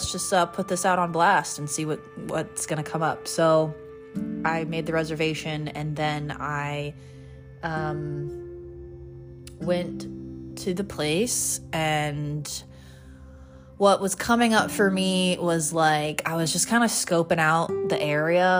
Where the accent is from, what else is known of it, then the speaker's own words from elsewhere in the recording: United States; also born or lived in Laguna Beach, California; I'm from the States